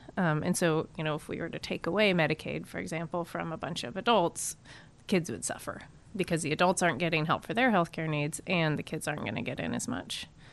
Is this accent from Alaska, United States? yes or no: yes; Alaska, United States; also born or lived in California / Massachusetts; I'm from Alaska